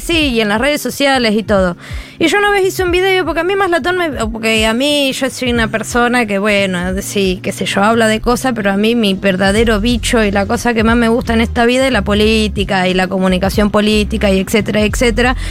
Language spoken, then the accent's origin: Spanish; Argentina; moved away; las personas que nos fuimos de Argentina, tenemos que decir que nosotros salimos de Argentina